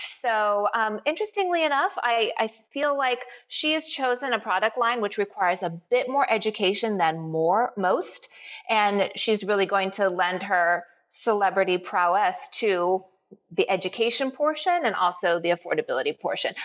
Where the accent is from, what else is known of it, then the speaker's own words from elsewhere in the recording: United States; I'm Japanese American.